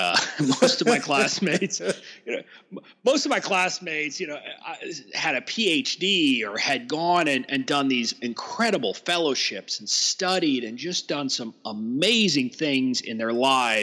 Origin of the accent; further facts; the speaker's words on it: Deep South Texas, United States; moved away as an adult; also born or lived in East Coast, United States; now in Washington, D.C., United States; I'm originally from Deep South Texas, where I was born close to the Mexican border. I came or kind of left Texas when I was 21 and have been on the East Coast predominantly since then.